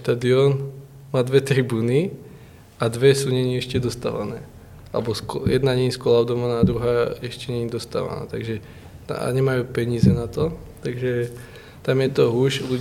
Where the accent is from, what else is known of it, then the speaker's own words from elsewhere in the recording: Liptovský Mikuláš, Žilina Region, Slovakia; A v Trenčíně domů. Ještě v Trenčíně. Jsem z Liptovského.